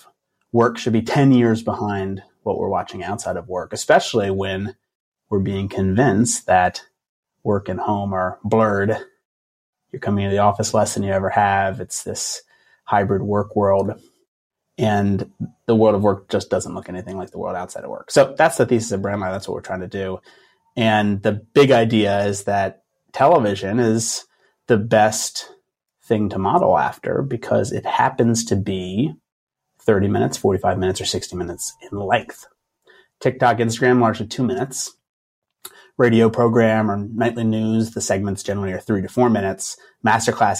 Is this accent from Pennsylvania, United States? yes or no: yes; Philadelphia, Pennsylvania, United States; also born or lived in Los Angeles; I'm from Philadelphia. I'm kind of a Philadelphia guy